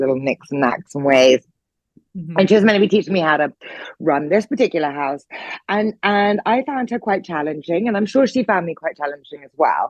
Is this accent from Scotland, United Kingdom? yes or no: no; Norfolk, East of England, United Kingdom; now in London, United Kingdom; I grew up in Norfolk. I now live in London.